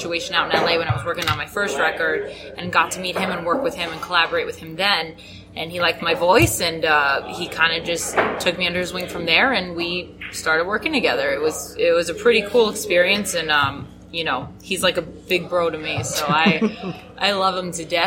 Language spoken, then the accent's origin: English; New York City, New York, United States; moved away as an adult; now in New Jersey, United States; I was born in New York City and then grew up around there a little bit